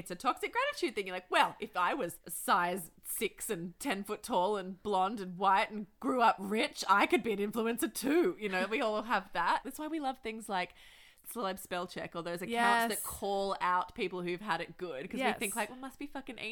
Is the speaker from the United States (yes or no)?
no; Manly, New South Wales, Australia; my hometown, Manly